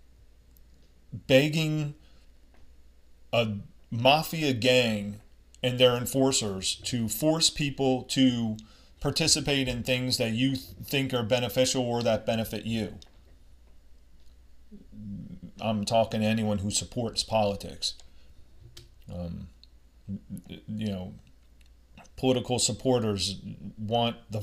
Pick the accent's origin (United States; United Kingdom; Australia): United States; I'm from America